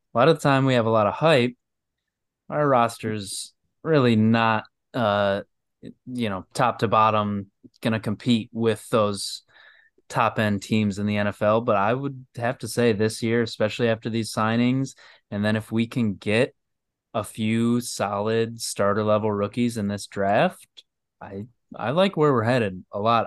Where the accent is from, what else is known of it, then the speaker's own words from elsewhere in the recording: Michigan, United States; I'm from Michigan